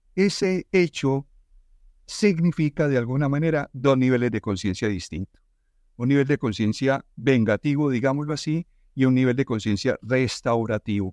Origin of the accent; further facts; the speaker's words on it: Colombia; estamos como sociedad colombiana